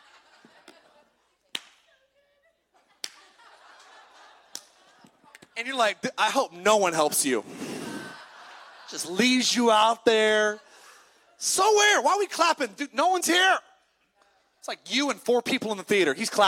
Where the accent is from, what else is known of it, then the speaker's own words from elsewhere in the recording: California, United States; I grew up in California